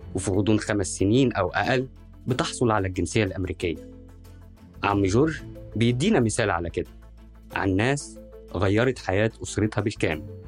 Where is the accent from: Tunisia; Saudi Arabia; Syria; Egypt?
Egypt; Al-Barsha, Minya Governorate